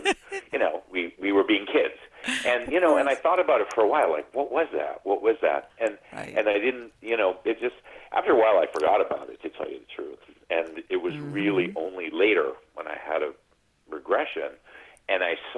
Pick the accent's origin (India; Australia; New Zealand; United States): United States; New England; now in California, United States; we were some Catholic kids growing up in New England